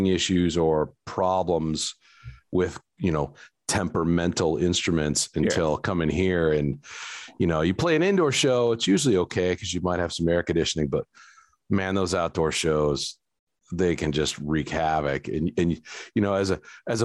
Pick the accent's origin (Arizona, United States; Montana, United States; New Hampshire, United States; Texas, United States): Arizona, United States; Phoenix; moved away as an adult; now in Pflugerville, United States; I'm originally from Phoenix, Arizona.